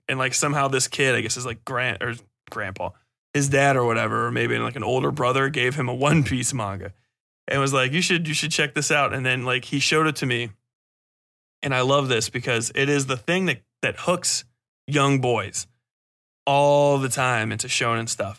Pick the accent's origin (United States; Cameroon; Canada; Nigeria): United States; I'm from America